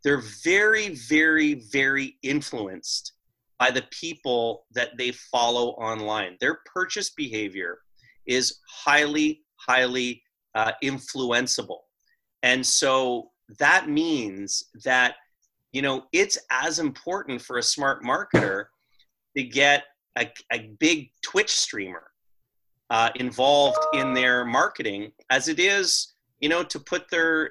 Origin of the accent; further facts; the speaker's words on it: Toronto, Ontario, Canada; I'm from Toronto